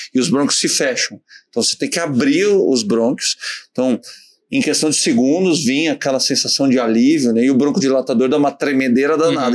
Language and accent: Portuguese; Novo Hamburgo, Rio Grande do Sul, Brazil; Novo Hamburgo, a minha cidade natal